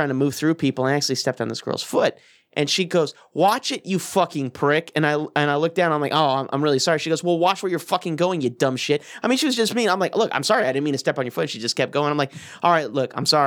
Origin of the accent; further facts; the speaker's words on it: the South, United States; moved away; also born or lived in Colorado; I'm from the South